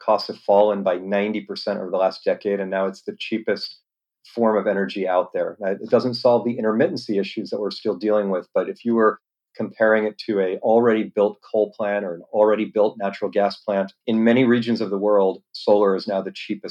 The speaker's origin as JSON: {"language": "English", "region": "East Coast", "country": "United States", "tie": "born or raised there", "lives_now": "San Diego, United States", "said": "I grew up around mostly on the East Coast of the US, but internationally as well. Been out here about 15 years."}